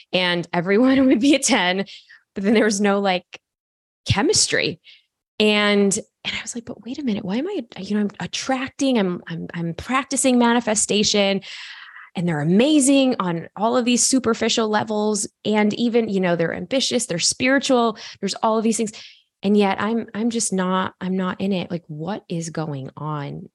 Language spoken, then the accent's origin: English; Chicago, Illinois, United States; I go to a, a college university in my hometown in Chicago